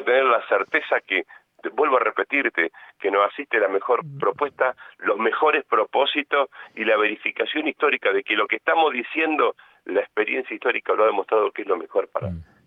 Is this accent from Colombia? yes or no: no; Argentina; Somos todos argentinos